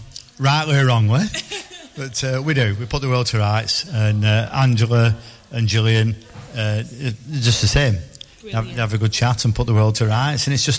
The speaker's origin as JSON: {"language": "English", "town": "Burnley", "region": "North West England", "country": "United Kingdom", "said": "I'm from Burnley, referee for the academy."}